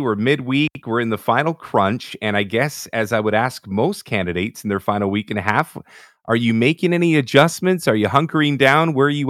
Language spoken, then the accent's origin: English; Toronto, Ontario, Canada; in Scarborough, you know, where I was born and raised